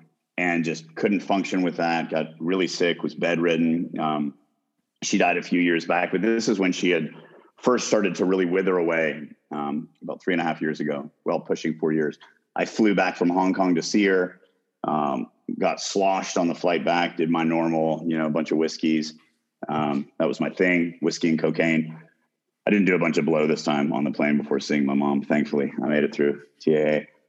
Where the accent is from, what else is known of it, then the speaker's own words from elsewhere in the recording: Boston, Massachusetts, United States; also born or lived in Chattanooga, Tennessee; And, you know, and we started in Boston. I was born in Chattanooga, Tennessee, but then we moved up to Boston, a lot, you know, Southie, a lot of Irish, a lot of badasses, a lot of Catholics, and some Protestants.